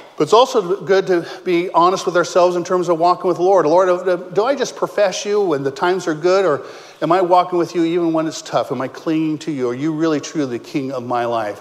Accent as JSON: {"language": "English", "town": "Modesto", "region": "California", "country": "United States", "tie": "born or raised there", "also_born_or_lived": "Ohio", "moved": "as an adult", "said": "I was born and raised in Modesto"}